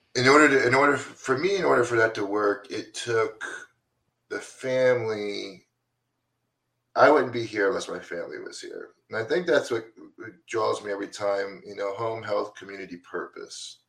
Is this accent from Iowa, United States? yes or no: no; DeLand, Florida, United States; I grew up in Deland, Florida, over by Daytona Beach